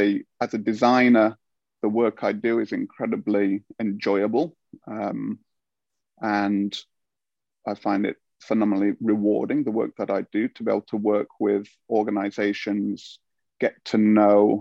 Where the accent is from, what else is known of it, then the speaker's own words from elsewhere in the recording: United Kingdom; moved away as an adult; now in Finland; being a Brit here